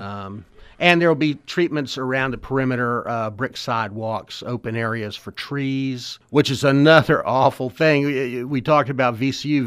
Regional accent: Richmond, Virginia, United States; when I was a kid growing up in the West End

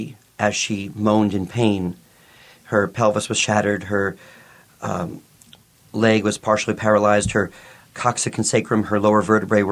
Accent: New York City, New York, United States; moved away; I grew up in New York City.

